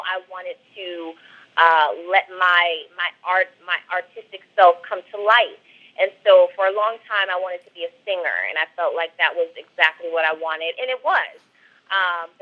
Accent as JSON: {"language": "English", "town": "Cincinnati", "region": "Ohio", "country": "United States", "tie": "born or raised there", "also_born_or_lived": "Milwaukee, Wisconsin", "moved": "as an adult", "lives_now": "Los Angeles, United States", "said": "I was raised in Cincinnati, but I was actually born in Milwaukee, Wisconsin"}